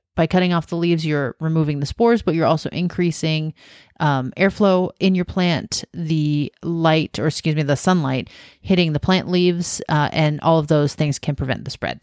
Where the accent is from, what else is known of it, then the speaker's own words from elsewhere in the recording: Washington, United States; also born or lived in South Carolina / Southern California / Western Oregon; now in Oregon, United States; I grew up in Washington